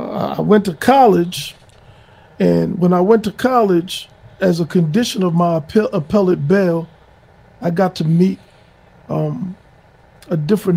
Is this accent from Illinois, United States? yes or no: no; New York City, New York, United States; I'm from Hollis, Queens. I'm 56 years old, so my era was really the 80s. I was a young man in the 80s.